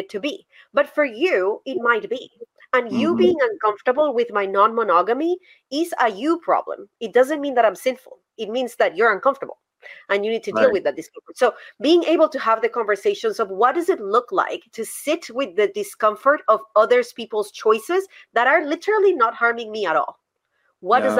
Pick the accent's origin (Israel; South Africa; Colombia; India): Colombia; English is a second language; now in United States; I learned English in Colombia. I didn't learn English in the United States. I learned English in Colombia.